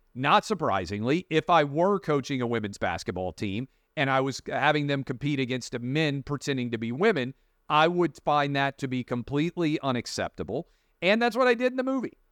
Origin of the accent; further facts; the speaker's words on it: Nashville, Tennessee, United States; Nashville, my hometown